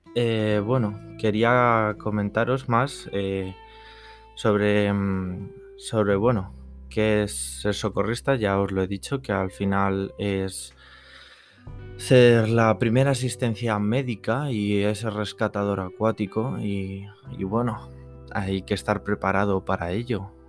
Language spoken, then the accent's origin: Spanish; Madrid, Community of Madrid, Spain; soy de Madrid, de la Comunidad de Madrid